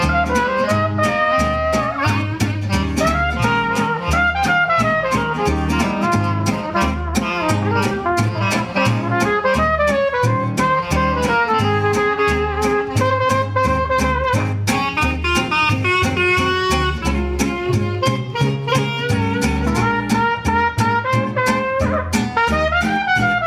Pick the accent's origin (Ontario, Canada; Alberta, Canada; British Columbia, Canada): Ontario, Canada; Oakville and Brampton; I'm from Oakville and Brampton